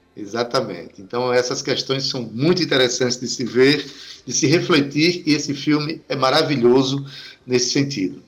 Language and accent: Portuguese; Itabaiana, Paraíba, Brazil; Itabaiana é a minha terra, a minha cidade